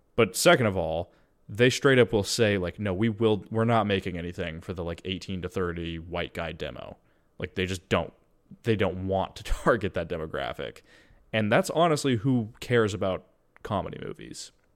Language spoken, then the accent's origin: English; United States; as an American